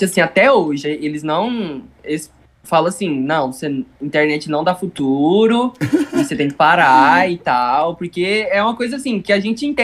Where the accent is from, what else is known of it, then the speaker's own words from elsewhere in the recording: Goiás, Brazil; É, mas a gente é de Goiás.